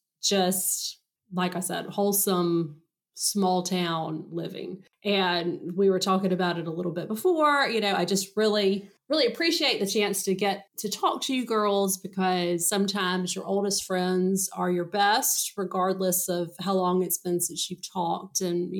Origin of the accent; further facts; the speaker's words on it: Clinton, South Carolina, United States; I spent my first 12 years in Clinton, and then I moved to the beach. So I really got the best of both worlds. I had an upstate South Carolina upbringing and then low country.